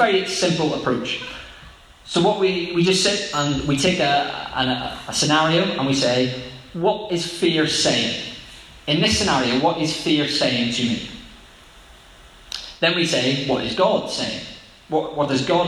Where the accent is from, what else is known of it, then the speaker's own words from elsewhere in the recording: Northern Ireland, United Kingdom; Growing up in Northern Ireland